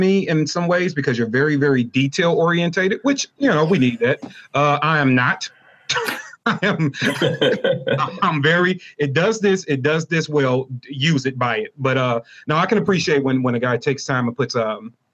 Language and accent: English; St. Louis, Missouri, United States